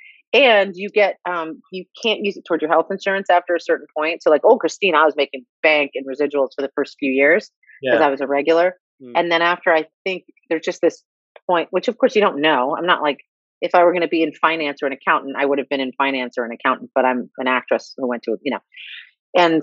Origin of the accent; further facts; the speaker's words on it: New York City, New York, United States; moved away as an adult; now in Los Angeles, United States; I grew up in New York City with her